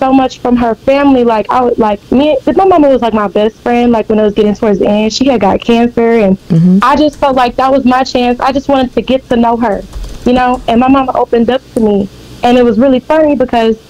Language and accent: English; Beaumont, Texas, United States; I'm from Beaumont